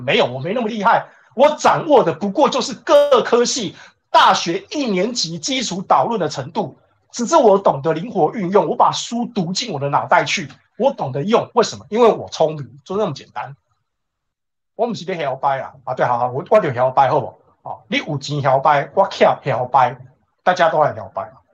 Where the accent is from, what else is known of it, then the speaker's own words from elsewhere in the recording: Taichung, Taiwan; 我们拢台中人嘛，啊，我们台中人都知道嘛